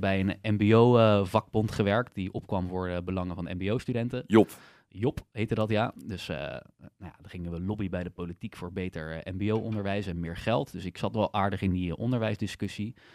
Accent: Netherlands; ik voel me dus meer een Nederlander

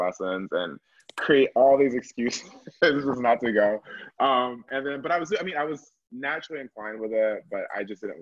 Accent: Atlanta, Georgia, United States; I'm from Atlanta originally. I was the youngest person to be in the Atlanta Symphony Youth Orchestra

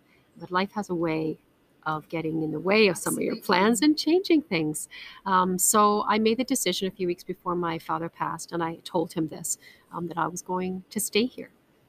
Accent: Canada; also born or lived in United Kingdom / France / Hong Kong / Russia; now in Spain; I am a British Canadian. The accent's a little bit messed up. So before you go mad trying to work it out, I was born in the UK, but I grew up in Canada.

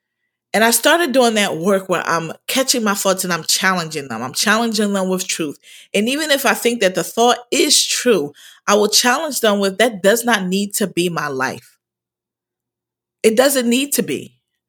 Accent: Philadelphia, Pennsylvania, United States; I am I'm from originally from Philadelphia, and I'm the oldest of five.

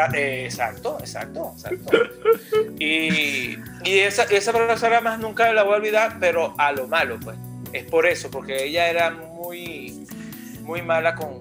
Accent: Puerto Ordaz, Bolívar, Venezuela; en Puerto Ordaz, de donde eh, originalmente soy yo, de Puerto Ordaz, Estado Bolívar, Venezuela

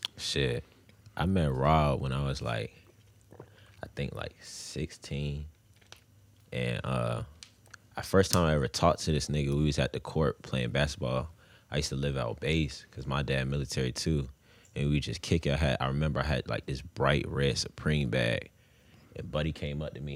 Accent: Grafton, Virginia, United States; also born or lived in Tampa, Florida; I came down here when I was mad young

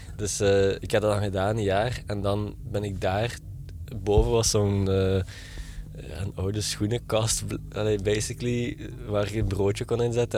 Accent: Genk, Flanders, Belgium; accent: light Limburg accent; ik ben geboren in Genk, Limburg zoals je wel kunt horen in mijn, eh, mijn eh, vrij licht accent.

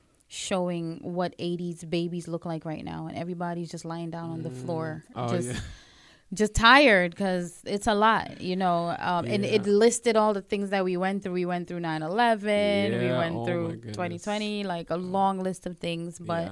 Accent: New York City, New York, United States; also born or lived in Caribbean; Being from the Caribbean, growing up in Brooklyn. There's so many different things that I've experienced and growing up in New York City, period.

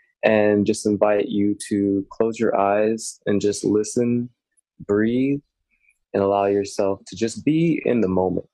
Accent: Houston, Texas, United States; I'm from Houston, Texas, and I'm here currently in Houston, hot Houston

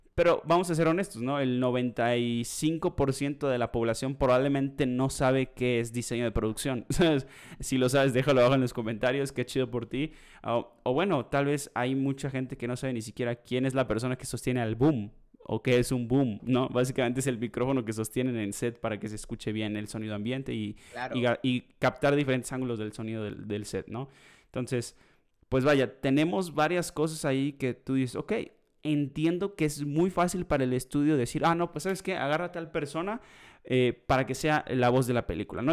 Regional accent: Mexico

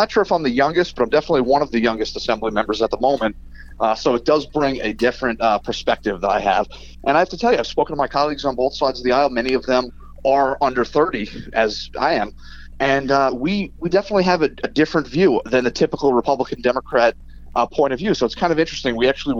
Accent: Holbrook, New York, United States; also born or lived in West Islip; I grew up in Holbrook, and I graduated Sachem School District

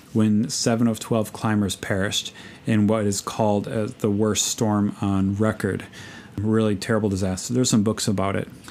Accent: Chicago, Illinois, United States; now in Alaska, United States; I'm from Chicago

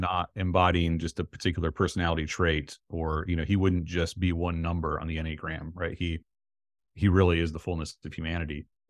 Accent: North Central Ohio, United States; now in central Florida, United States; growing up in North Central Ohio

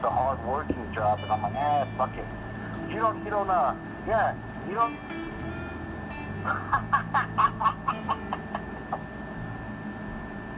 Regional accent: Canyon, Texas, United States; also born or lived in Amarillo, Texas; we're family from Canyon

